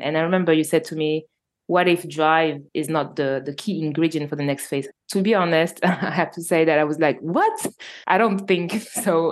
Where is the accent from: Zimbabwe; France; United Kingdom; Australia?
France; Normandy; accent: French; English is a second language; I live in France and so you probably all I can notice my French accent, so I was born in Normandy, so in north of France